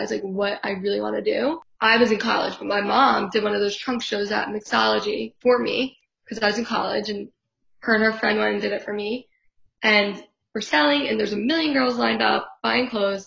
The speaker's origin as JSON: {"language": "English", "town": "Philadelphia", "region": "Pennsylvania", "country": "United States", "said": "we're both from Philly, both went to camps"}